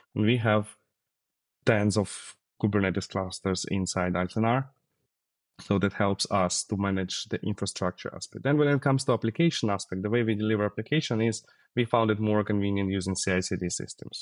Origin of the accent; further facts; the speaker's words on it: Siberia, Russia; Yeah, originally I'm from Siberia, from Russia